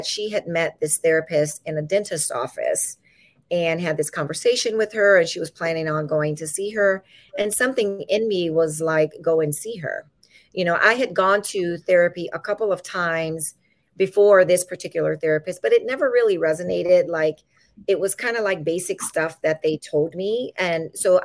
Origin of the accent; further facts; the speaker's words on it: Louisiana, United States; now in California, United States; I'm originally from Louisiana.